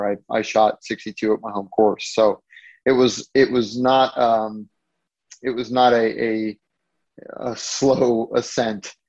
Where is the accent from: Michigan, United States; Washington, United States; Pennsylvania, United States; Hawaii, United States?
Hawaii, United States; growing up in Hawaii